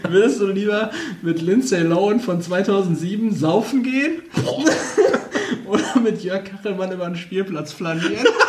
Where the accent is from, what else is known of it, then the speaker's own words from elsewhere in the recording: Castrop-Rauxel, North Rhine-Westphalia, Germany; bei uns in Kastrop